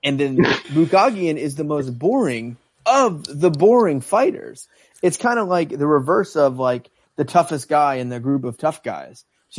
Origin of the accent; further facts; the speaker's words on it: Northeast, United States; I'm from the Northeast, so sometimes I talk a little too fast